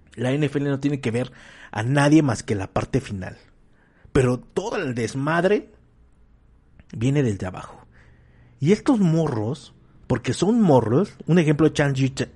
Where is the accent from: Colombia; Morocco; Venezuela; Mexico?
Mexico; como mexicanos hambriados, este, que somos